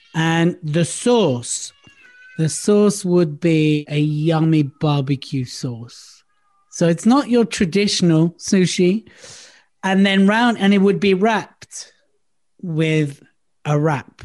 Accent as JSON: {"language": "English", "region": "London", "country": "United Kingdom", "tie": "born or raised there", "also_born_or_lived": "Surrey", "moved": "as an adult", "lives_now": "Devon, United Kingdom", "said": "I lived in London most of my life. I was born in London. I've lived all over London. I'm a North London boy"}